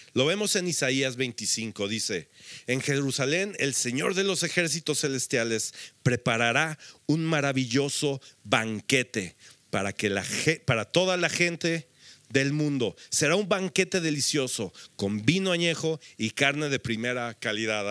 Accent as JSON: {"language": "Spanish", "country": "Mexico", "said": "nosotros creo que como mexicanos, había, aquí habemos varias naciones representadas, pero estamos en México"}